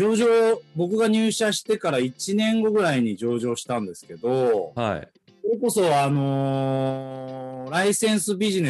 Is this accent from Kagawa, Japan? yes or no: no; Tokyo, Japan; born there; 東京生まれの、えー、1七7 7年生まれ。